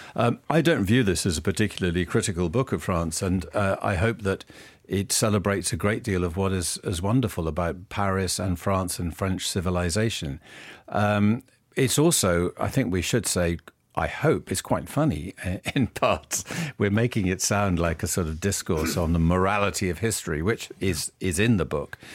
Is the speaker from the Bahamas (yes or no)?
no; United Kingdom; being British, and I am a very patriotic Brit